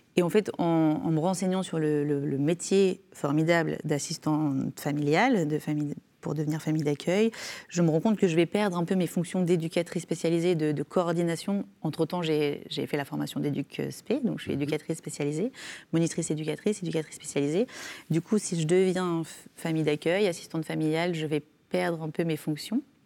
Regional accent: Ardèche, Auvergne-Rhône-Alpes, France; now in Drôme, France; je suis née en Ardèche, mais je vis dans la Drôme

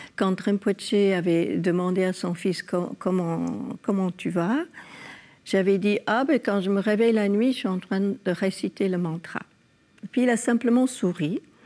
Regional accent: California, United States; moved away; also born or lived in France; Dans mon enfance en Californie, mes parents nous mettaient dans des écoles catholiques

